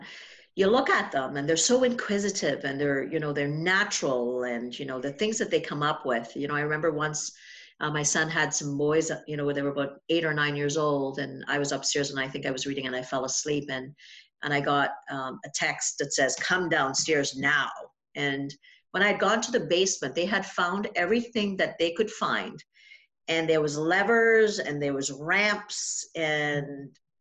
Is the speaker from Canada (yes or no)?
no; Trinidad & Tobago; moved away; I'm from Trinidad